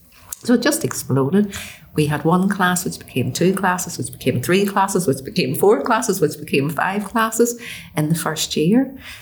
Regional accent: United Kingdom; I'm obviously British, and but I've always, you know, regarded myself as Irish within a British context

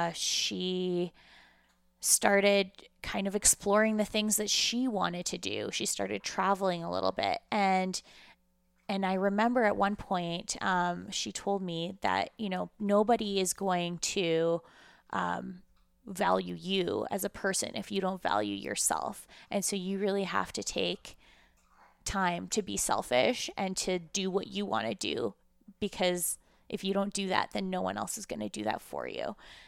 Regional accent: Russia; now in Canada; coming from Russia at the time that I did, and not having that same, I guess, childhood or background as the Canadian Jews that were in the school at the time was really challenging.

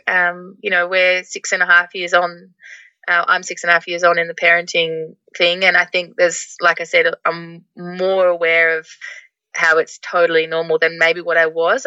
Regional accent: Melbourne, Victoria, Australia; first language English; moved away as an adult; also born or lived in Netherlands; I'm from Melbourne originally

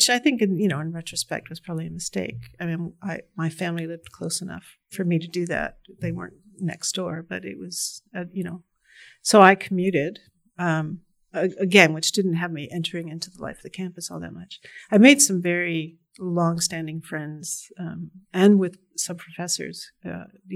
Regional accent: Massachusetts, United States; I came from Massachusetts, which was on the forefront of various kinds of alternative education

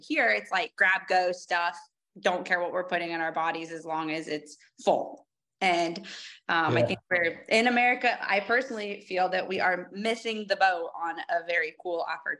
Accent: Iowa, United States; like I'm from Iowa

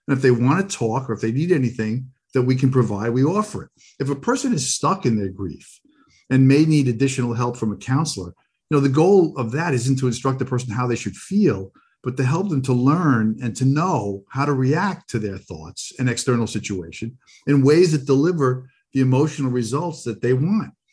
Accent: Long Island, New York, United States; growing up on Long Island

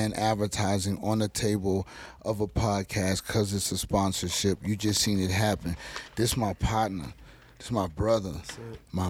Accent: Lake Charles, Louisiana, United States; accent: southern swagger; now in Denver, United States; I'm from Lake Charles, Louisiana, a little small city

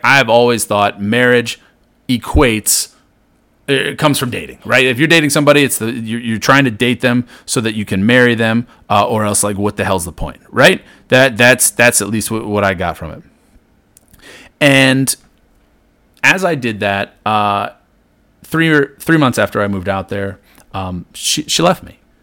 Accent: Maryland, United States; I grew up in Maryland here, right, uh, almost exactly halfway between Baltimore and D C.

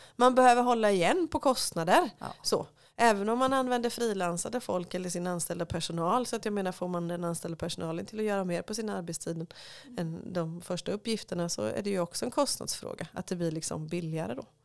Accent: Småland, Sweden; som smålänning

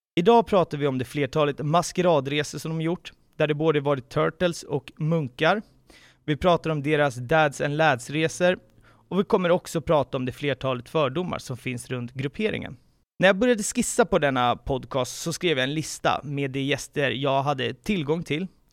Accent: Haninge, Stockholm County, Sweden; Jag är själv uppvuxen i Haninge

